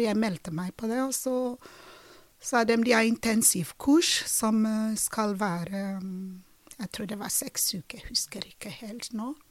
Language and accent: Norwegian; Uyo, Akwa Ibom, Nigeria; Norwegian is a second language; moved away as an adult; also born or lived in Drammen, Norway; now in Norway; jeg har fått å vokse opp i Ujo, i en familie, ganske stor familie